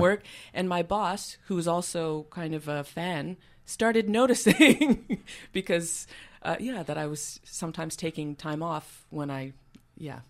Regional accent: Montreal, Quebec, Canada; moved away as an adult; also born or lived in Vancouver; now that I moved back to Montreal, which is, uh, you know, where, where I was from, where I'm from originally

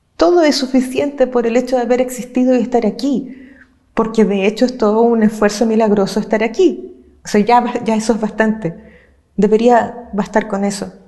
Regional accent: Chile; yo vengo de Chile, no del pueblo mapuche

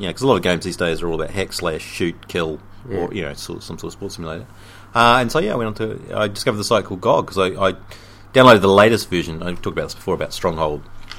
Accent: England, United Kingdom; Well, I'm English

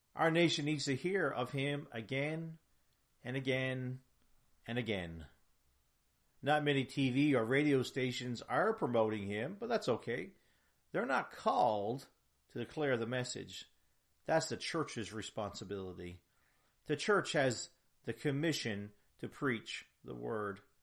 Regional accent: Canada; I'm proud of that heritage as a Canadian.

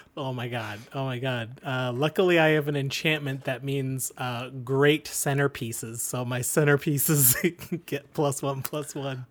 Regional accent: Canada; We're proud Canadian podcasters

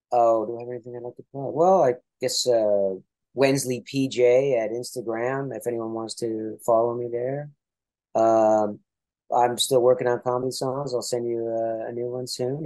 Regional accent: Toronto, Ontario, Canada; I'm from Toronto

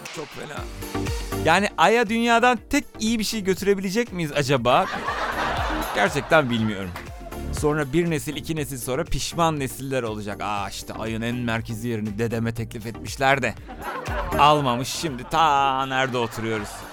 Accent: Turkey; biz Türkler olarak

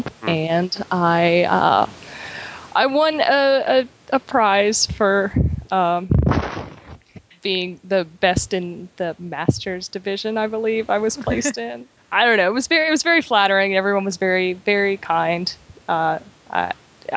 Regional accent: the South, United States; I'm from the South

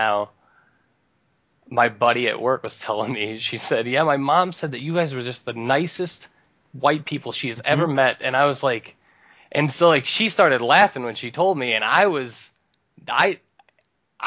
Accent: north of Akron, Ohio, United States; also born or lived in Cleveland; now in Detroit area, United States; I grew up in Ohio, just north of Akron, just about 10 minutes north of Akron

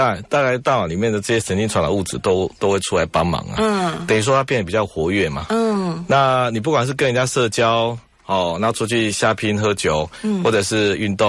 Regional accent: Taiwan; 因为我们台湾人也不太喜欢晒太阳嘛

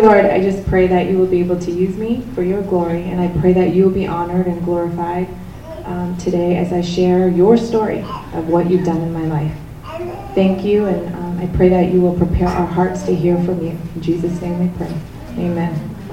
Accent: South Korea; now in United States; I was born in Korea, and my dad, when I was 2.5, left for the United States for a better life.

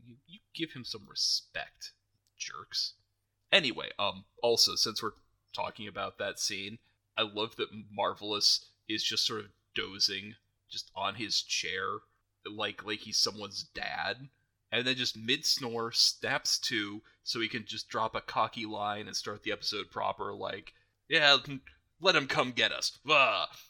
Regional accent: United States

